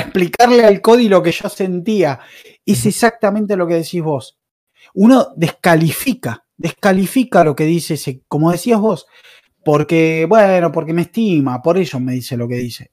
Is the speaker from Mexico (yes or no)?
no; Argentina; soy de Argentina